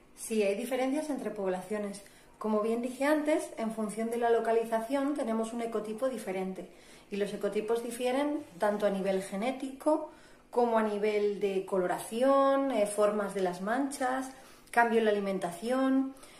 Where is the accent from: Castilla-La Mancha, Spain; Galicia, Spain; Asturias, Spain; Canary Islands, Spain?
Asturias, Spain; nací en el Principado de Asturias, que está al norte de España